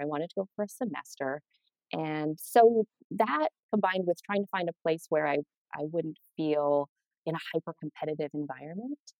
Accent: Helena, Montana, United States; moved away; I grew up in Montana, Helena, small town

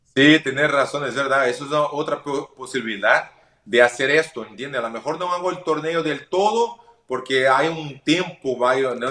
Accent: Porto Alegre, Rio Grande do Sul, Brazil; Spanish is a second language; yo soy del sur de Brasil, de Porto Alegre. Hay mucha tradición de la carne. Soy gaucho, ¿no? Yo soy gaucho. Entonces hay la tradición desde pequeño.

